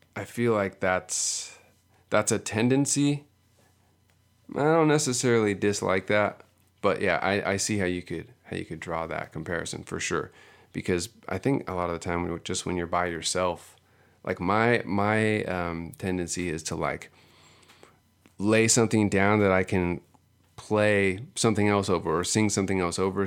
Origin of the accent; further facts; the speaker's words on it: Seal Beach, California, United States; growing up here, growing up in Southern California, I grew up in Seal Beach